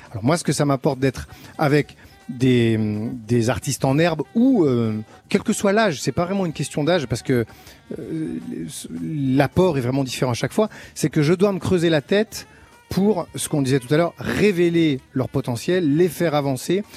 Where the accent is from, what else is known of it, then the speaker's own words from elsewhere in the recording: Chambéry, Auvergne-Rhône-Alpes, France; j'étais un peu d'une génération charnière parce que j'ai grandi à Chambéry